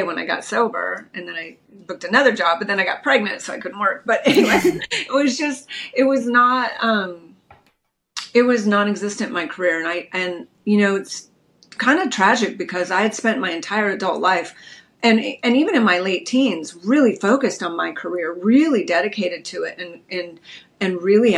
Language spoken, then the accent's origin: English; Redondo Beach, California, United States; I grew up in Redondo Beach, California, just a little beach girl.